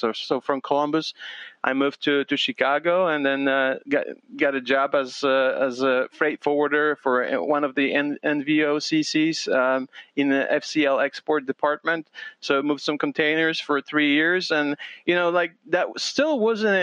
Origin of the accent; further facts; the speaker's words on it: Poland; now in United States; I'm Polish American immigrant